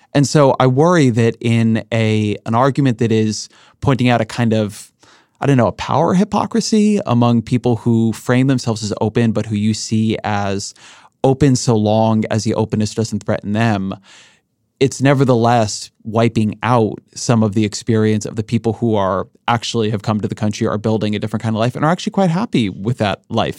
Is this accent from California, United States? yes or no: yes; Orange County, California, United States; I grew up in Orange County. Orange County, California, has a lot of immigration.